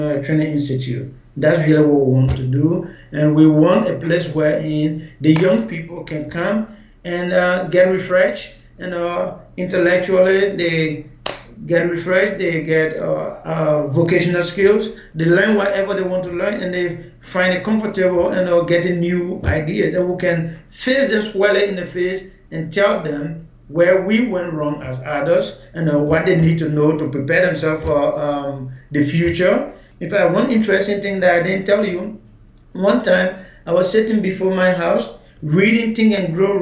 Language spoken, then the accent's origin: English; Maryland County, Liberia; moved away as an adult; also born or lived in Ghana; I'm a Liberian. I was born in Upper Maryland County, which is in the southeastern part of Liberia